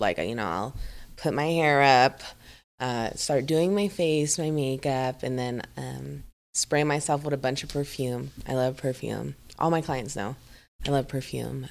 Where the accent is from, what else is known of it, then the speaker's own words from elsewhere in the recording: Philippines; moved away; I'm from the Philippines